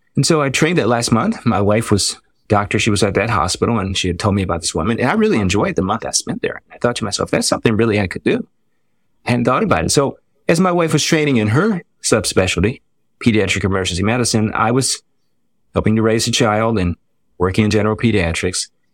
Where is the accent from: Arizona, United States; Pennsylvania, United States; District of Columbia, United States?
District of Columbia, United States; Washington; now in North Carolina, United States; I was born in North Carolina, but I was raised in the Washington, D C area